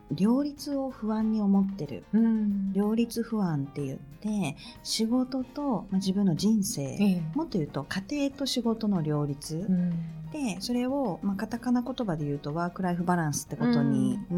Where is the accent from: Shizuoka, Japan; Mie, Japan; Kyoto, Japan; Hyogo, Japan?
Shizuoka, Japan; moved away; うちも静岡なの